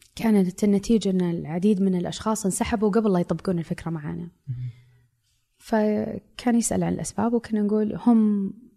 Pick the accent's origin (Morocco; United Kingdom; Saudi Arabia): Saudi Arabia; هويتي كمرأة سعودية